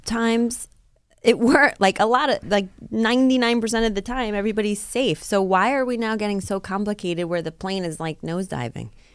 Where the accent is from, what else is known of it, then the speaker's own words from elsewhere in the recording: Rockland County, New York, United States; where I grew up in Rockland County